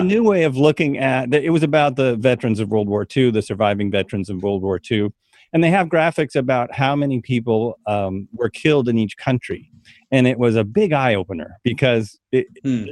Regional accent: United States; we come from America

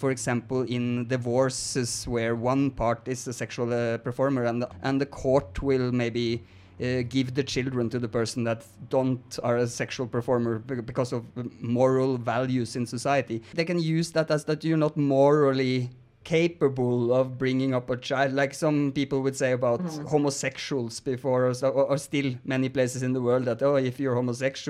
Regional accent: Norway; I'm also from Norway

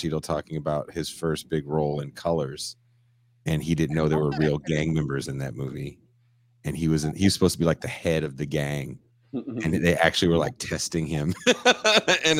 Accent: Richmond, California, United States; growing up in Richmond, California, where I'm from

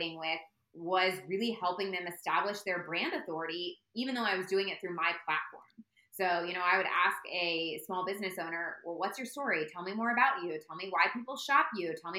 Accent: Indianapolis, Indiana, United States; I'm from Indianapolis

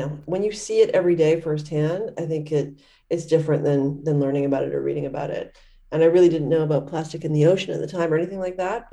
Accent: Canada; I grew up in Canada

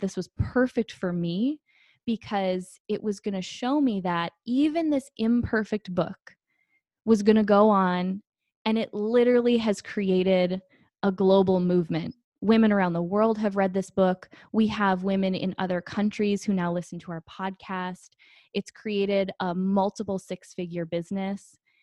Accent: Green Bay, Wisconsin, United States; moved away as an adult; now in Phoenix, United States; I grew up in Green Bay, Wisconsin. I am a Midwest girl at heart. I live in Phoenix, Arizona now

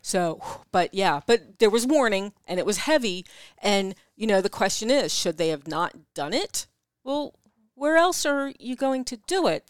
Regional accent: East Coast, United States; accent: East Coast; my East Coast accent

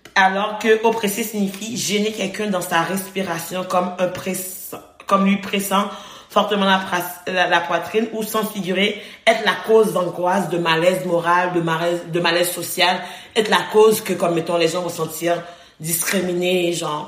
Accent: Haiti; now in Quebec, Canada; j'ai été euh, élevée, j'ai grandi en Haïti, je suis née en Haïti

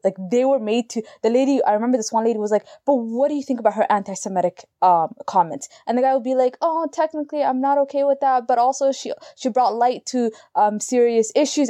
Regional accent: Canada; we're Canadian, I'm in Canada

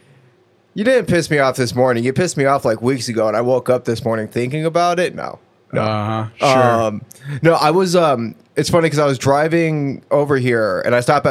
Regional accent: San Diego, California, United States; moved away; I'm from San Diego.

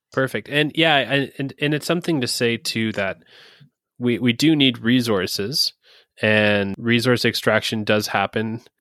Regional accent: Ontario, Canada; moved away; I'm originally from Ontario

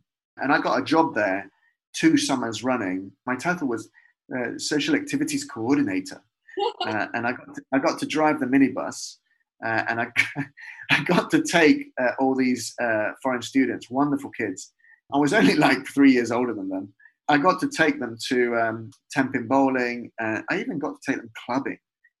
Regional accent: Leicester, East Midlands, United Kingdom; When I was growing up in Leicester, just off Victoria Park, you know Victoria Park?

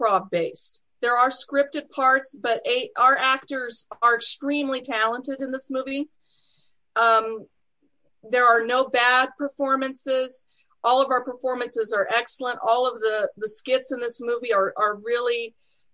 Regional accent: Texas, United States; moved away; I'm originally from Texas. I'm a Texas snow baby

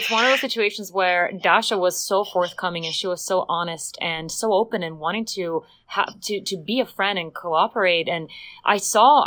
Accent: Bulgaria; moved away as an adult; now in Los Angeles, United States; I come as well from Eastern Europe, yes, from Bulgaria

